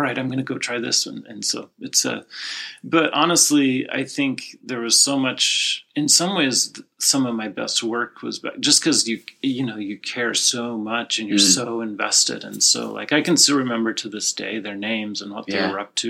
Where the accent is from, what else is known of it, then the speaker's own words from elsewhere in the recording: Utah, United States; now in California, United States; I'm not from California.